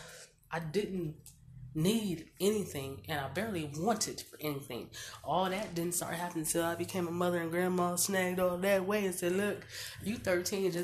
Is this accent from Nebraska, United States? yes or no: yes; Omaha, Nebraska, United States; I was born and raised in North Omaha Bottoms